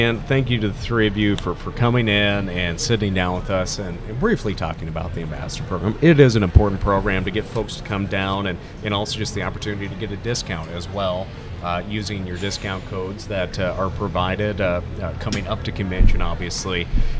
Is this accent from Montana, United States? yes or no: yes; Montana, United States; we ranch on the Fort Belknap Indian Reservation. I have a unique perspective, and I'm from Montana.